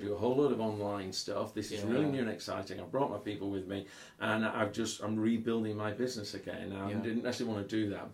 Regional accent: United Kingdom; we're British

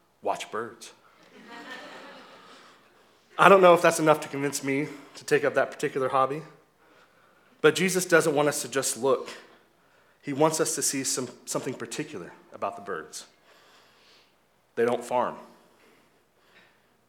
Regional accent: Oklahoma, United States; now in Kansas City, United States; I grew up in Oklahoma

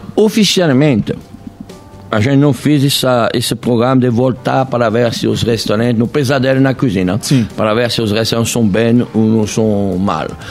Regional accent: France; now in Brazil; eu sou francês, eu não sou brasileiro

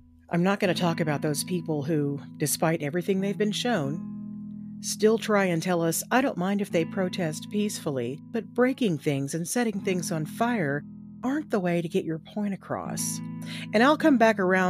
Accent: Texas, United States; I grew up in Texas and was taught that black people were second-class citizens at best.

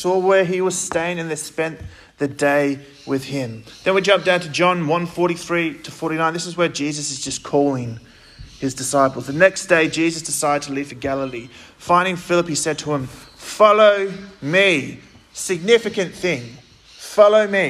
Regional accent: Gosnells, Western Australia, Australia; also born or lived in Armadale, Western Australia; I'm from Gosnells. Lucy came from there. I'm from Gosnells. I went to Armidale High School.

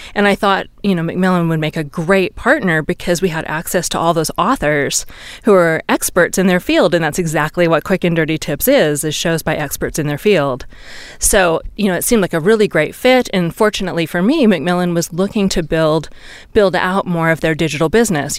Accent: Seattle, Washington, United States; also born or lived in Santa Cruz, California / Bay Area, California / Arizona / Silicon Valley; now in Reno, United States; I grew up in Seattle and I spent many years in Northern California in Santa Cruz and the Bay Area and then a few years in Arizona

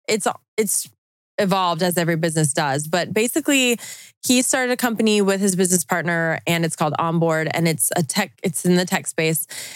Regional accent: Utah, United States; I'm from Utah

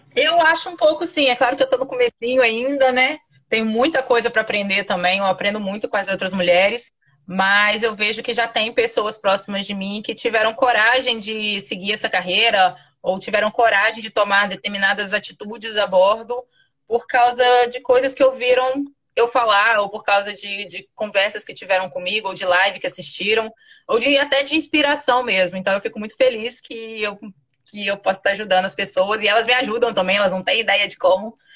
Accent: interior of Minas Gerais, Brazil; moved away as an adult; also born or lived in Rio de Janeiro; Sou do interior de Minas, de lá onde nem mar tem.

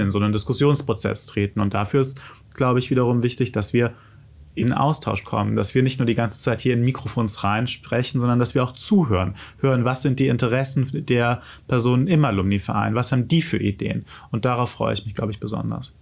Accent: Germany; in Mainz, Wiesbaden, wo ich herkomme

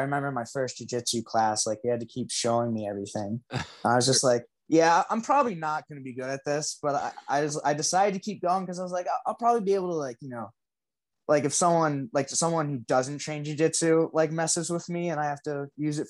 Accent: Wilmington, Delaware, United States; moved away as an adult; also born or lived in Pennsylvania; now in Coeur d'Alene, United States; I grew up in Delaware

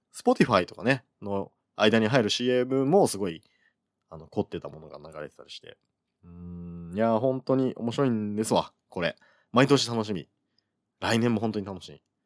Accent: Kyushu, Oita, Japan; moved away as an adult; also born or lived in Fukuoka / Tokyo; 僕はあの、基本的には九州で育ってるので

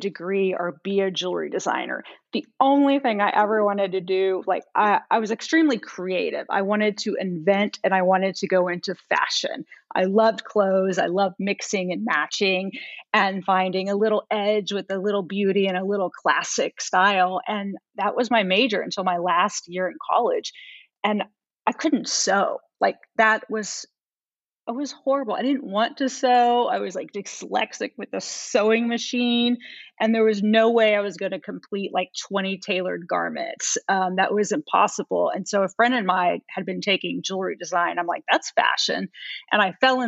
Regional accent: United States; also born or lived in Italy; I was the only American at the school

